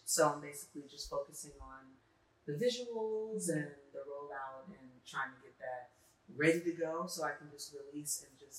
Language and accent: English; Los Angeles, California, United States; moved away; I'm from California, from LA.